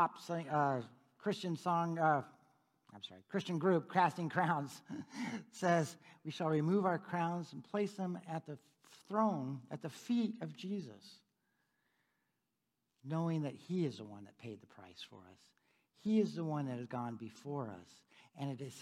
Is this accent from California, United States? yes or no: yes; San Diego, California, United States; now in Topeka, United States; I was born in San Diego.